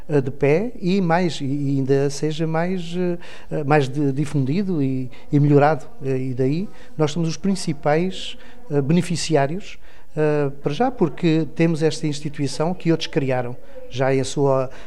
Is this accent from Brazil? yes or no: no; Portugal; isso orgulha-nos enquanto país, enquanto portugueses todos.